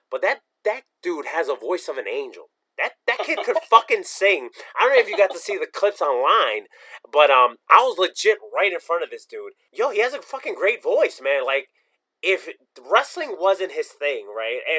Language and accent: English; New Jersey, United States; Like I'm from Jersey, so I drive legit everywhere.